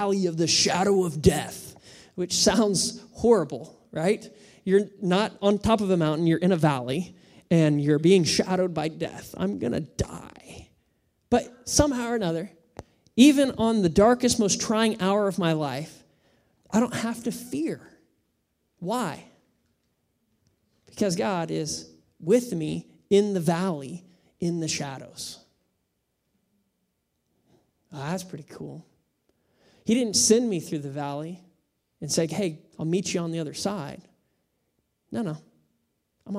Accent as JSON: {"language": "English", "country": "United States", "said": "I am American."}